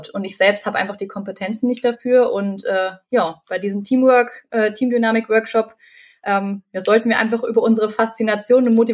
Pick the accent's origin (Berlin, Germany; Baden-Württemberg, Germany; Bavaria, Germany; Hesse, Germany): Hesse, Germany; Fulda; ich bin 24 Jahre alt, ich komme aus Fulda